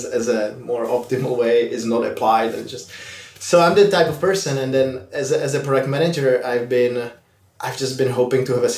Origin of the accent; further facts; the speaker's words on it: Prague, Czechia; moved away as an adult; now in San Francisco, United States; I'm originally from Prague, the Czech Republic.